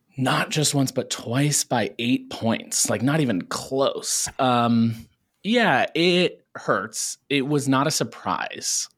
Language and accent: English; small town outside of Cincinnati, Ohio, United States; moved away as an adult; now in New York City, United States; I'm originally from Ohio, pretty small town outside of Cincinnati